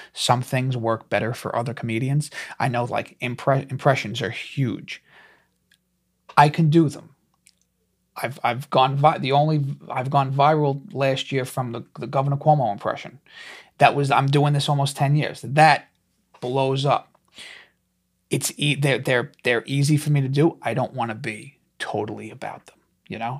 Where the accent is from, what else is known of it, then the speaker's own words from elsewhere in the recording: New York City, New York, United States; I'm from New York, but they didn't know where Staten Island was.